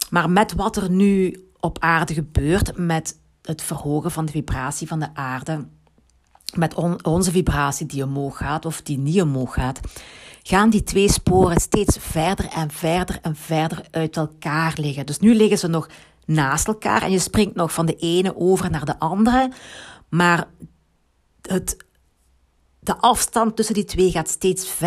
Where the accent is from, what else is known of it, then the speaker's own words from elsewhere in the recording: Limburg, Belgium; accent: Limburgish; Ehm, ik heb een Limburgs accent. dat had je al gemerkt.